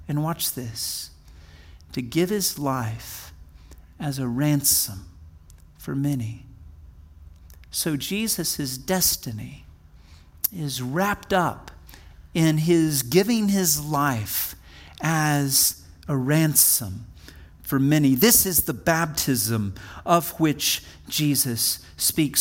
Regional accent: Wichita Falls, Texas, United States; I'm a Texan. I was born in hard scrabble, Texas, right on the Texas, Oklahoma border in a place called Wichita Falls

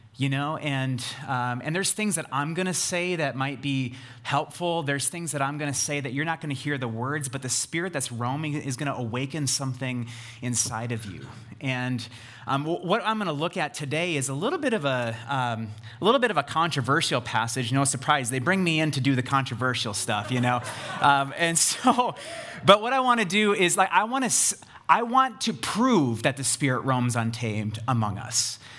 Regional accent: United States; we read this as American Christians

